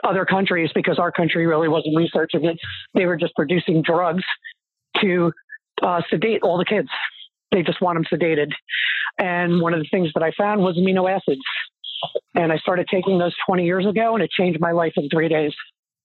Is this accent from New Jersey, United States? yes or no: yes; New Jersey, United States; I am from New Jersey, born and bred